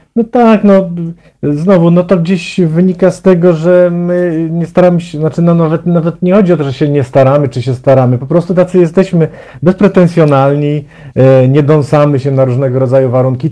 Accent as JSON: {"language": "Polish", "town": "Zielona Góra", "region": "Lubusz Voivodeship", "country": "Poland", "moved": "as an adult", "lives_now": "Warsaw, Poland", "said": "postanowiłem zamieszkać w Warszawie, bo pochodzę z Zielonej Góry."}